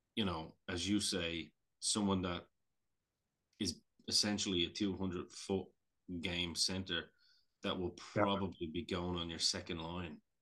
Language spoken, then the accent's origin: English; Ireland; I'm Irish